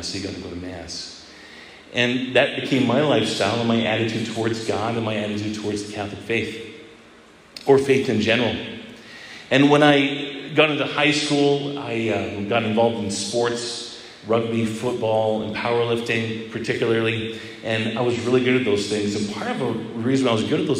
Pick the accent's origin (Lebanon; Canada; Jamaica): Canada; Edmonton, Alberta; I grew up in Edmonton, Alberta, and my mom was involved in the renewal there